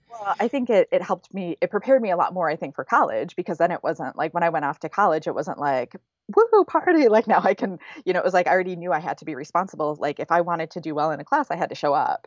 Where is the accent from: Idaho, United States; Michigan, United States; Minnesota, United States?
Michigan, United States; Grand Blanc; moved away as an adult; also born or lived in Flint, Michigan / East Lansing, Michigan; now in Oakland, United States; I was born in Flint, Michigan. I was raised in Grand Blanc